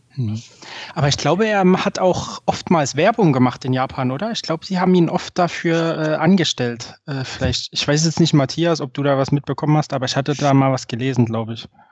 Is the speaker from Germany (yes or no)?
yes; Pirna, Saxony, Germany; ich komme ursprünglich ähm, aus der Nähe von Dresden, bin in, in Pirna in der sächsischen Schweiz geboren